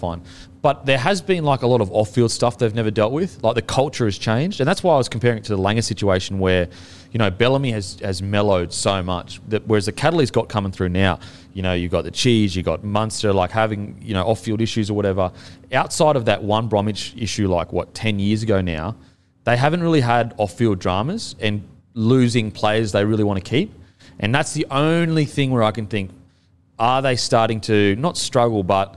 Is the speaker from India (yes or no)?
no; Australia; I'm deep, pure and true Australian